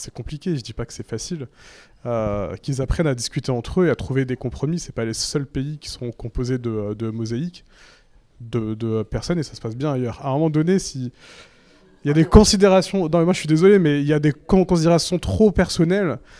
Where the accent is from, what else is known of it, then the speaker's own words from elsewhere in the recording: Mali; Je suis malien.